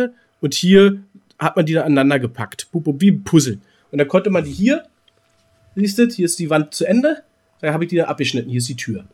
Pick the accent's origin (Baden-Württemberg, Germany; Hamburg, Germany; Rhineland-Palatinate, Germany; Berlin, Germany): Berlin, Germany; Ich bin Berliner